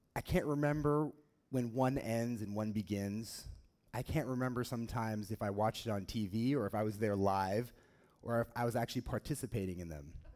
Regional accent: Oregon, United States; growing up in Oregon, um, we don't have a f- professional football team here

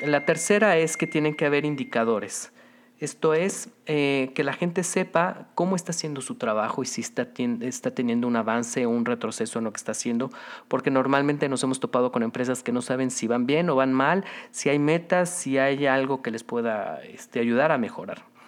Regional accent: Mexico

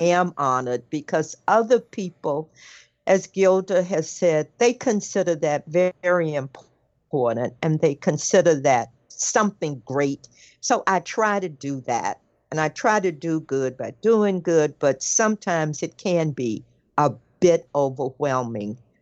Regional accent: the South, United States; I'm from the South

